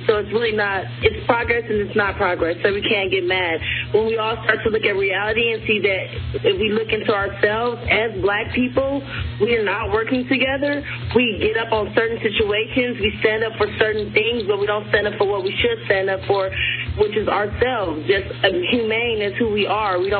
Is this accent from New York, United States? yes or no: no; Detroit, Michigan, United States; also born or lived in California; now in Long Beach, United States; I'm 31, born and raised in Detroit, Michigan, moved to California.